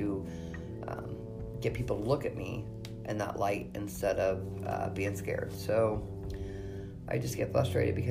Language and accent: English; Indiana, United States; I have worked really hard in my hometown to break the stereotype of witches